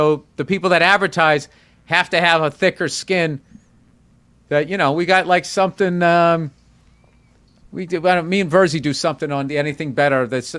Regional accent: New York City, New York, United States; I'm from New York City. I mean, coming out here seeing all this cattle.

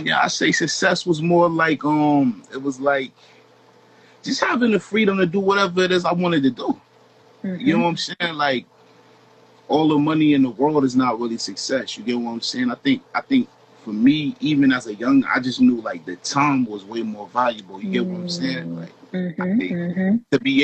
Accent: Rochester, New York, United States; moved away; also born or lived in Toronto, Canada; I'm from Rochester, New York

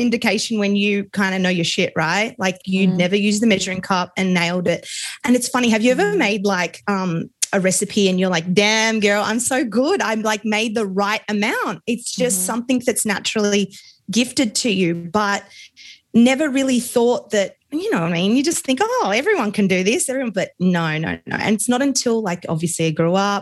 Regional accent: Australia; accent: Australian; my accent, I'm Australian. So super multicultural here

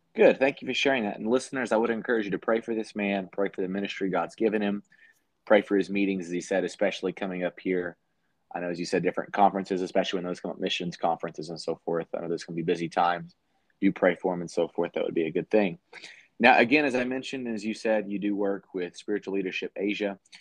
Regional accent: United States; as an American

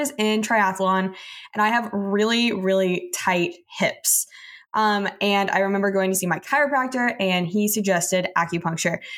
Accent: Texas, United States; I'm from Texas

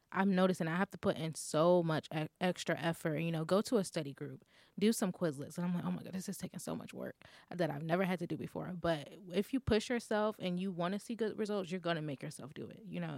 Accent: Florida, United States; I'm from Florida and it's always hot

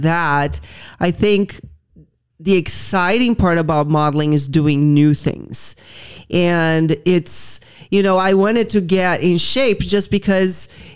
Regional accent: Brazil; moved away; I grew up in Brazil

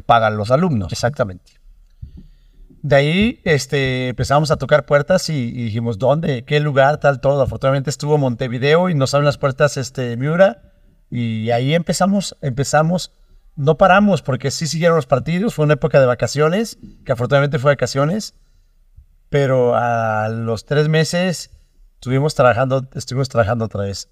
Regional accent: Mexico; como mexicanos tenemos esa parte

